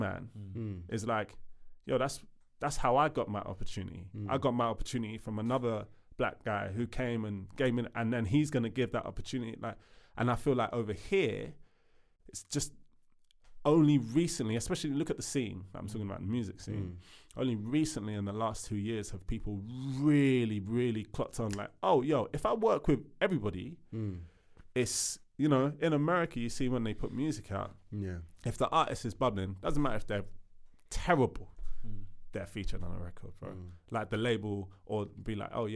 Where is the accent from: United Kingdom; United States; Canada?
United Kingdom; also born or lived in Sierra Leone; I've lived here all my life, but I'm Sierra Leonean